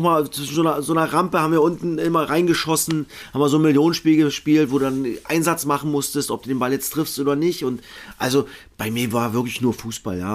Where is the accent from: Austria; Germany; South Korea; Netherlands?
Germany; Cottbus, Brandenburg; ich komme aus Cottbus in Cottbus geboren